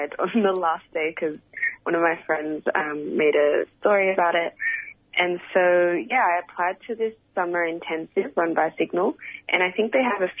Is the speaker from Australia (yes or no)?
yes; Melbourne, Victoria, Australia; growing up in Australia